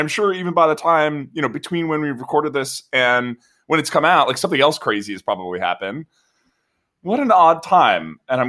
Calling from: San Mateo, California, United States; I'm recording from San Mateo, where in Peninsula California

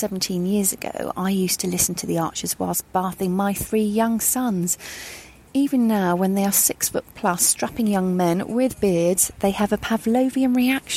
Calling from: Brighton, South East England, United Kingdom; I'm calling from Brighton Beach

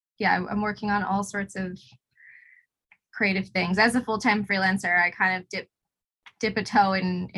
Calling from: Hobart, Tasmania, Australia; I'm talking to you from Nipaluna in Hobart.

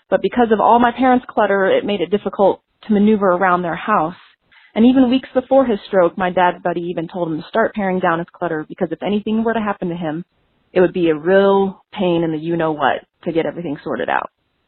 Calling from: Denver, Colorado, United States; I'm calling from Denver, Colorado.

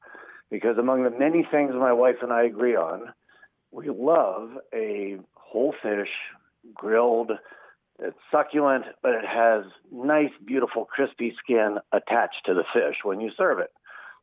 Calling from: York, Pennsylvania, United States; York, Pennsylvania.

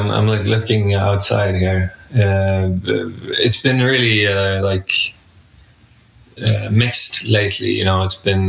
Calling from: Gothenburg, Västra Götaland, Sweden; I'm joining you from Gothenburg, Sweden.

